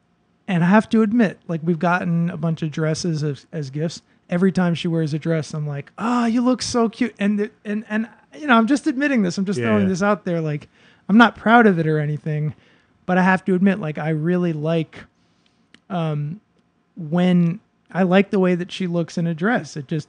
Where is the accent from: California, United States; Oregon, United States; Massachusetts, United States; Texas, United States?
Massachusetts, United States; Boston; I grew up in a very, I grew up basically in the Park Slope of Boston, like the most, actually I grew up in a very Dominican neighborhood